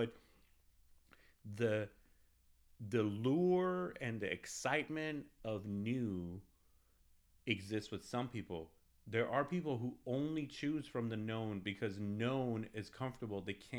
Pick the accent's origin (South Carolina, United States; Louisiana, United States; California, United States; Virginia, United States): California, United States; now in Texas, United States; I'm an ex, you know, Californian, right? Like, I came from California, I'm here now.